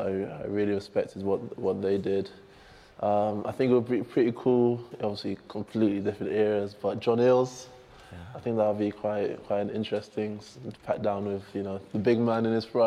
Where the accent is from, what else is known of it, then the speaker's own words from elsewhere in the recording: England, United Kingdom; I'm not from New Zealand. I'm from here